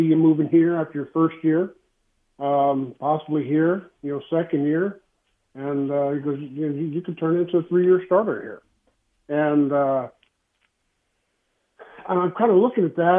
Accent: Texas, United States; moved away as an adult; I'm from Texas

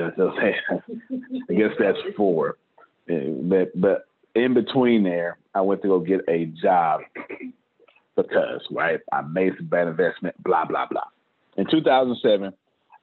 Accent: Galveston, Texas, United States; I'm from Galveston, Texas, Menard Park

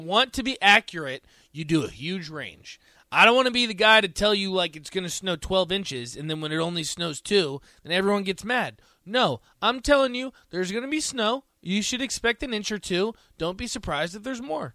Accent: Virginia, United States; now in Nebraska, United States; I'm from Virginia

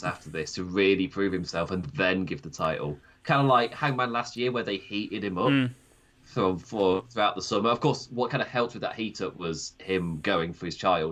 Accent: Nottinghamshire, East Midlands, United Kingdom; accent: Nottinghamshire; my Nottinghamshire accent

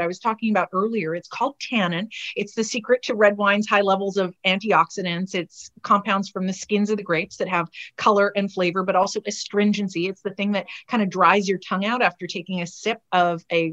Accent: Canada; we come from Canada. We're hardy folks.

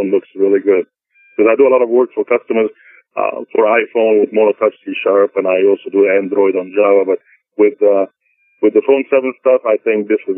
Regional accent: Egypt; now in United States; my American passport says in it I was born in Egypt

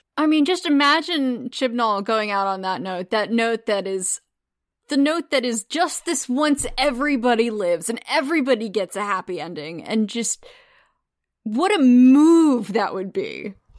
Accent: United States; as an American watching Demons of the Punjab, because that's not something that we're, we learn about in American schools.

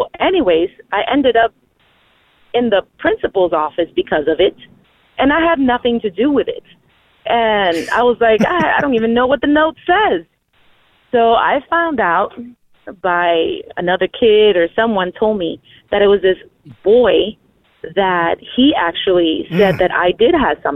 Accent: San Antonio, Texas, United States; I am from San Antonio, Texas

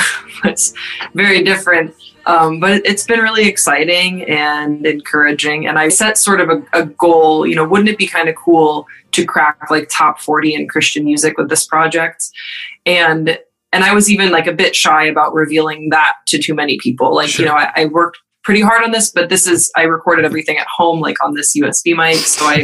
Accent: Waterloo, Wallonia, Belgium; So I grew up in Waterloo, Belgium, but my parents are American and my dad is an Episcopal priest. So I grew up in the rectory

